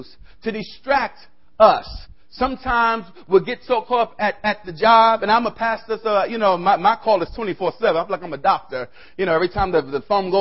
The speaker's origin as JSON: {"language": "English", "town": "New York City", "region": "New York", "country": "United States", "tie": "born or raised there", "said": "I'm originally from the South Bronx"}